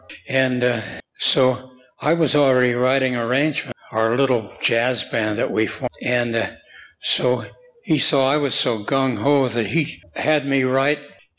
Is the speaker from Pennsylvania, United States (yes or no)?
no; Oakland, California, United States; I was born in Oakland because I wanted to be near my mother.